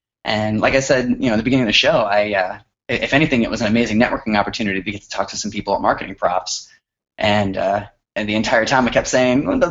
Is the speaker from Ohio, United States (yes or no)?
no; Austin, Texas, United States; I was from Austin